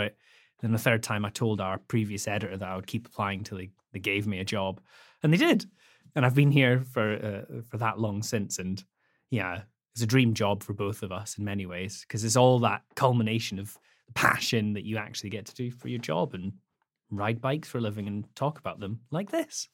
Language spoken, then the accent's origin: English; the Highlands, Scotland, United Kingdom; also born or lived in Edinburgh; I grew up first in Edinburgh, but then in Hi-, the Highlands, Scotland for the most part